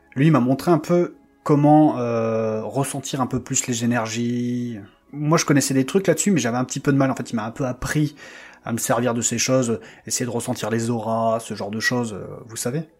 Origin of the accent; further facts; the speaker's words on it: Lille, Hauts-de-France, France; moved away as an adult; also born or lived in Paris; je suis revenu dans ma région d'origine, à Lille